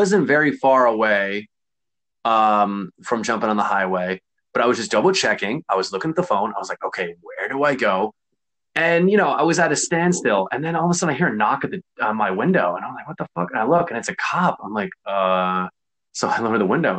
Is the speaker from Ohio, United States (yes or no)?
no; Connecticut, United States; I'm not from here. I'm from Connecticut.